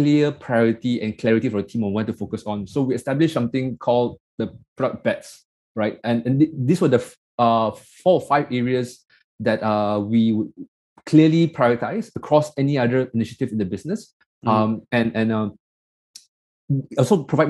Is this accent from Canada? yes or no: no; Malaysia; I'm this nobody from Malaysia that came